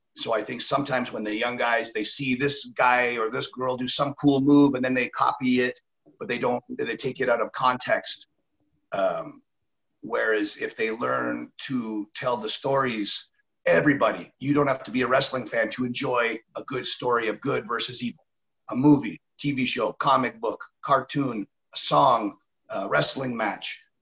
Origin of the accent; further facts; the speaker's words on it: Canada; moved away; also born or lived in Mexico; I am Canadian